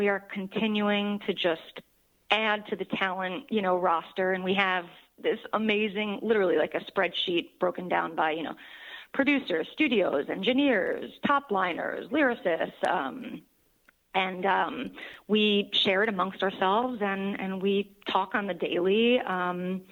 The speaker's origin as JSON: {"language": "English", "region": "New York", "country": "United States", "said": "I am a New Yorker"}